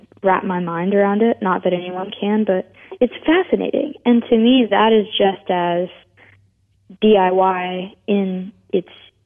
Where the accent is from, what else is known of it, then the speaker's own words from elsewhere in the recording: Memphis, Tennessee, United States; now in Nashville, United States; I was born in Memphis, and then we moved around a lot, but we moved back 1 year before I started kindergarten